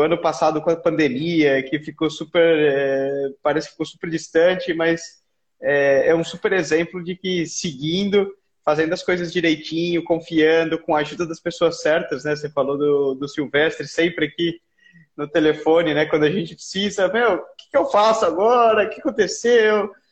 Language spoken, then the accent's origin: Portuguese; Brazil; nós como brasileiros